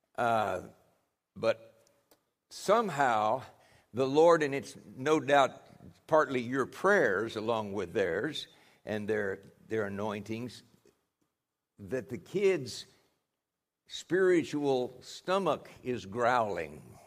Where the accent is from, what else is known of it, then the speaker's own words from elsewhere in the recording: United States; those of us from the U S